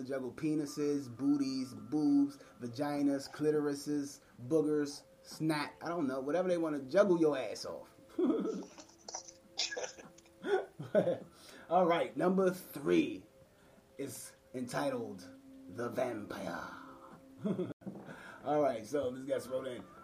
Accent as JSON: {"language": "English", "town": "Washington", "region": "District of Columbia", "country": "United States", "said": "We're from Washington, D.C. DMV area"}